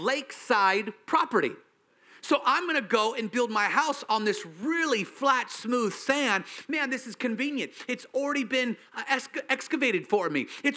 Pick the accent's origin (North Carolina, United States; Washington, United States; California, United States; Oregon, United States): Washington, United States; I'm from Washington